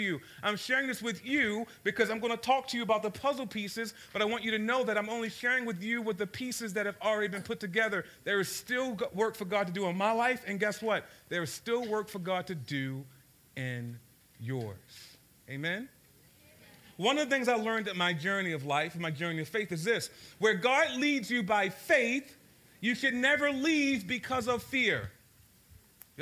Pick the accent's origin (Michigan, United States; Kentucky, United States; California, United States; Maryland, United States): Maryland, United States; Baltimore; So I grew up in South Baltimore, grew up in a place called Cherry Hill